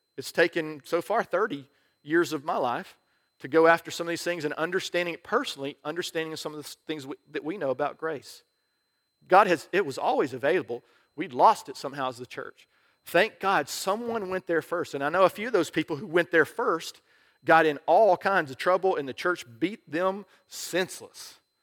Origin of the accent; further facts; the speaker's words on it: United States; I'm an American